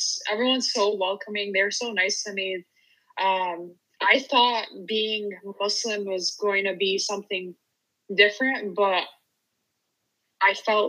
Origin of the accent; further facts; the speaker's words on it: Michigan, United States; moved away; I hope to open it up in my hometown in Michigan.